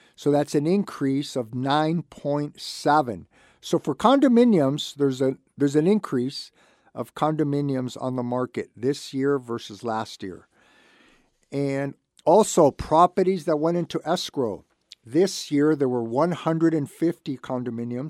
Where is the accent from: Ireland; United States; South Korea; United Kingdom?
United States; Santa Barbara, California; I was born and raised in Santa Barbara.